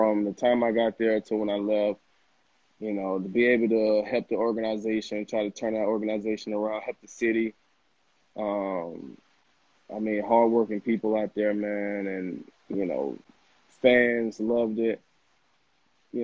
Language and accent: English; Summit, Mississippi, United States; moved away; I'm actually from Summit. It's in Pike County. It's right next to Macomb.